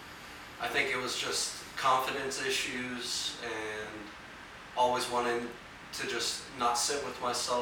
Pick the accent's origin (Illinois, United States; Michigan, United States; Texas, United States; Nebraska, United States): Nebraska, United States; Omaha; moved away; I'm from Omaha, Nebraska.